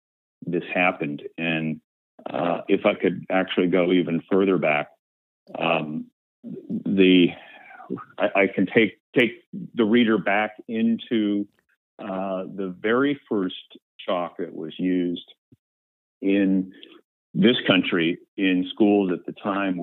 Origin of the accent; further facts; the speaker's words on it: Sandusky, Ohio, United States; moved away as an adult; now in Washington, D.C., United States; I had to go back to my hometown of Sandusky, Ohio